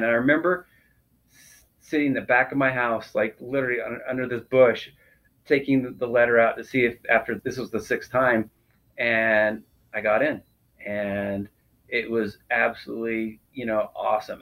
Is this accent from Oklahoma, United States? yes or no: no; South Salt Lake, Utah, United States; I grew up in, in Utah, right in the Salt Lake, uh, South Salt Lake area